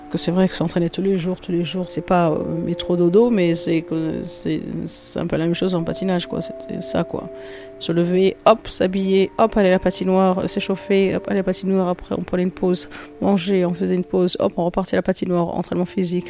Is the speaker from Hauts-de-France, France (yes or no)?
no; Nice, Provence-Alpes-Côte d'Azur, France; je suis né à Nice